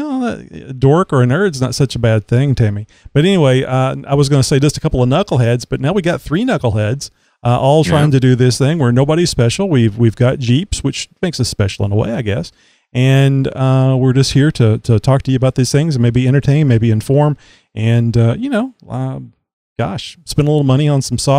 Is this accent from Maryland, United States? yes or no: no; Texas, United States; I'm down here in Texas, if you can't tell by my accent, and lived here all my life. And Houston is just down the road a bit. I've never lived any further than 50 miles from where I was born